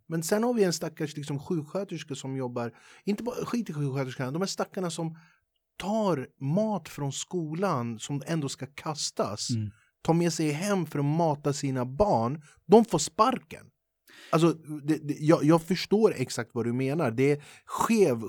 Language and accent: Swedish; Sweden; dig och mig som är född och uppvuxen i Sverige